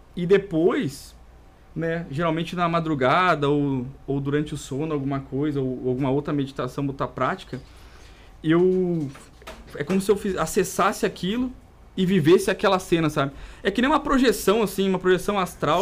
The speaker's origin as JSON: {"language": "Portuguese", "region": "interior of Rio Grande do Sul", "country": "Brazil", "first_language": "Portuguese", "said": "vim lá do interior do Rio Grande do Sul"}